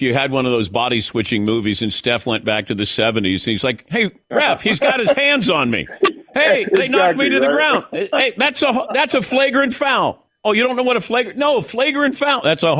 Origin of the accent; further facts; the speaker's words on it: Mason, Ohio, United States; also born or lived in Zanesville, Ohio; Yeah, I was born in Zanesville, Ohio. Wasn't really raised there.